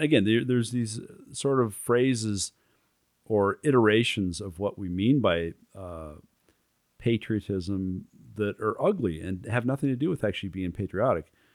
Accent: United States; as an American

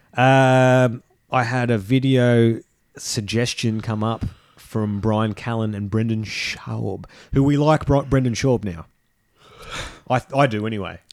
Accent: Australia; we live in Australia. We are Australian men, but we are men of the world

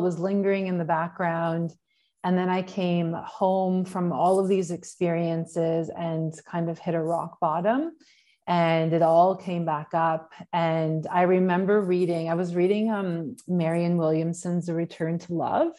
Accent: Canada; moved away as an adult; also born or lived in Australia; I'm from Canada

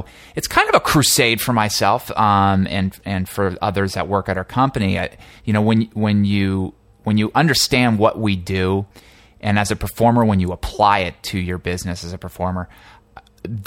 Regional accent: New Jersey, United States; moved away as an adult; also born or lived in Boston; now in Los Angeles, United States; I'm actually an East Coast guy. I was raised in New Jersey

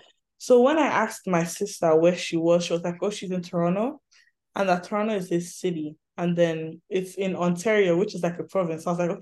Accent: Abuja, Federal Capital Territory, Nigeria; moved away as an adult; also born or lived in Imo State, Nigeria; now in Ottawa, Canada; I am from Imo State, which is in the southeastern part of Nigeria. But I grew up in the federal capital city, which was Abuja, which is somewhere like north central. So I technically consider Abuja my home as opposed to Imo State

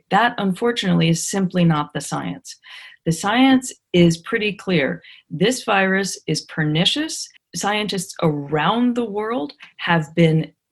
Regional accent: United States; as an American

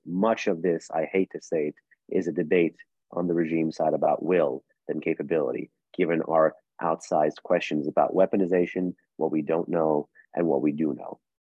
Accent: New York City, New York, United States; now in Washington, D.C., United States; I'm born and raised in the States.

